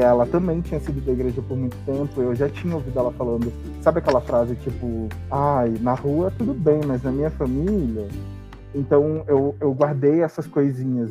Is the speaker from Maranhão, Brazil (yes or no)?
yes; Maranhão, Brazil; eu sou do Maranhão.